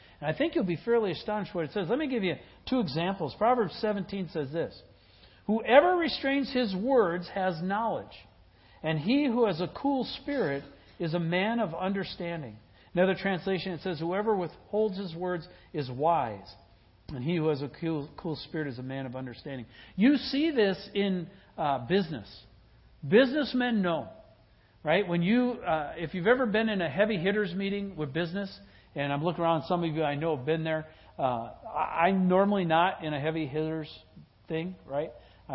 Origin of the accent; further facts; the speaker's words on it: Wisconsin, United States; I grew up in Wisconsin, and I grew up with the taverns and the bars